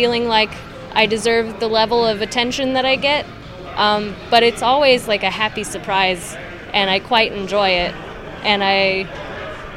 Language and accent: English; Las Vegas, Nevada, United States; I grew up here in Las Vegas, Nevada